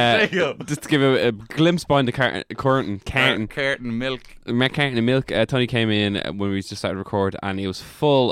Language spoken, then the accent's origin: English; South Africa; born there; I was born in South Africa.